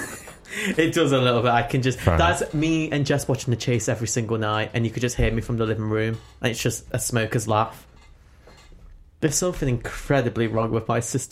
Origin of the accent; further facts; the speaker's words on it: Nottingham, East Midlands, United Kingdom; Hi, I'm from Nottingham if you didn't know.